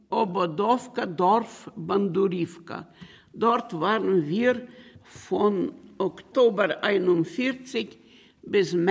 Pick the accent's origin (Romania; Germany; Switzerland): Romania; born there; Ich bin geboren in Rumänien. Ich bin ein geborener Rumäner. Ich bin geboren in der Nähe von Belz 1937 bin ich geboren.